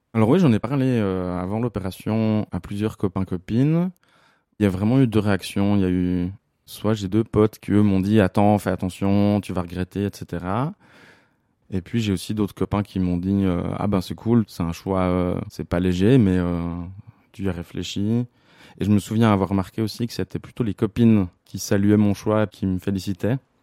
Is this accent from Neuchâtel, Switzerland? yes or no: yes; La Chaux-de-Fonds, Neuchâtel, Switzerland; j'ai 36 ans et je viens de La Chaux-de-Fonds.